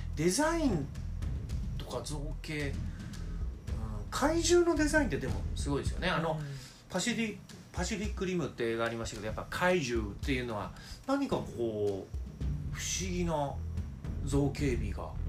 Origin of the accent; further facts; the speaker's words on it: Oimachi, Tokyo, Japan; 大井町のえあの私の実家があるとこですけど